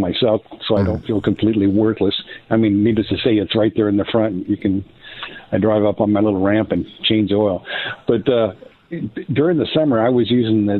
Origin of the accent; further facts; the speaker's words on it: Iowa, United States; I grew up in Iowa.